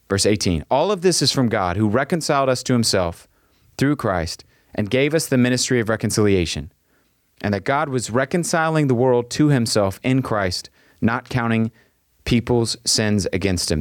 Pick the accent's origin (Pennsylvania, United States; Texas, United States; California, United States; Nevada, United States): Texas, United States; I am a Texan